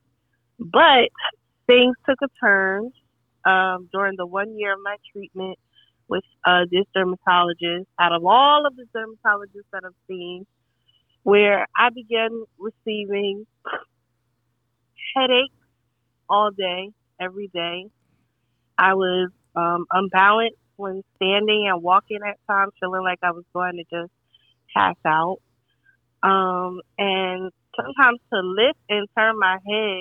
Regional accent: Newark, New Jersey, United States; I was born and raised in Newark

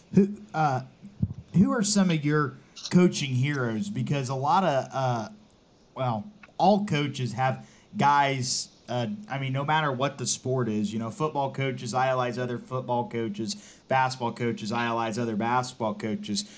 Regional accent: Marion, Indiana, United States; growing up in Marion, going to Oak Hill

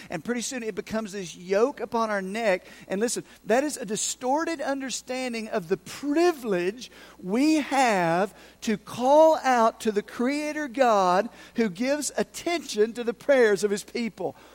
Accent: Unicoi County, Tennessee, United States; I'm from Unicoi County. I lived over in Unicoi County

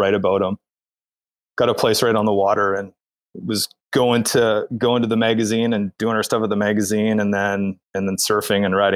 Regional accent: Calgary, Alberta, Canada; moved away; I grew up in Calgary, Alberta.

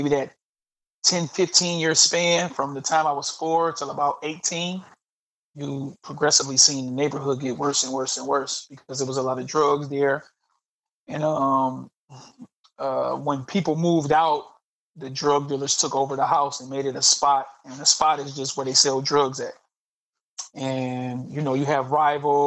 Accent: Detroit, Michigan, United States; I grew up in Southwest Detroit

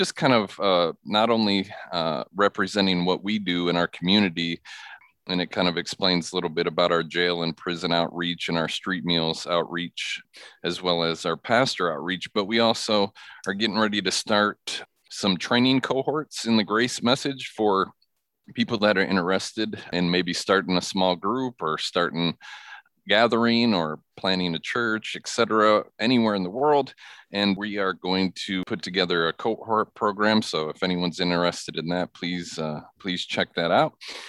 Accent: Michigan, United States; Yeah, well, I grew up in Michigan. I grew up in a imperfect yet Christian home.

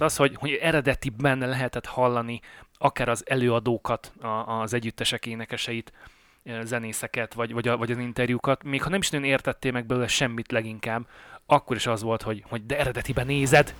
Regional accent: Budapest, Hungary; moved away as an adult; now in Canada; én Pesten nőttem föl

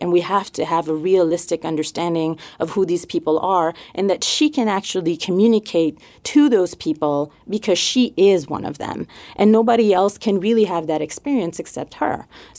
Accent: Montreal, Quebec, Canada; accent: French; moved away; So yes, I'm originally from Montreal.

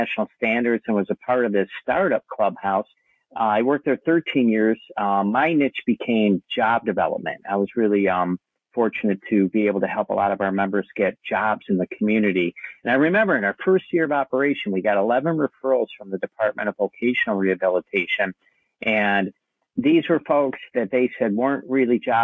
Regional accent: Ohio, United States; moved away as an adult; now in Kauai, United States; I'm originally from Ohio. I've been living here in Hawaii 34 years

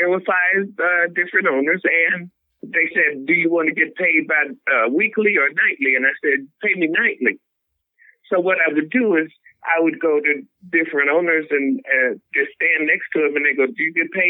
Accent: Chicago, Illinois, United States; Hey, baby, where are you from? I said, Chicago.

